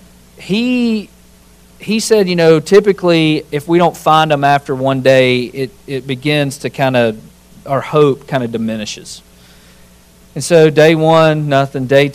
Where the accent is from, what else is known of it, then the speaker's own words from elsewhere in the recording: Winston County, Alabama, United States; I grew up in Winston County, Alabama